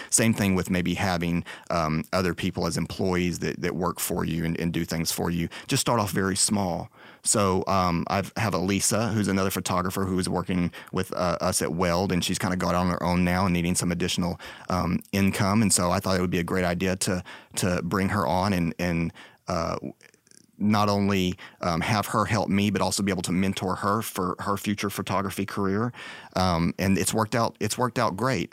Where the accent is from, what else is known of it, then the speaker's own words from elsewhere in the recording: Texas, United States; also born or lived in Dallas; I'm from Texas.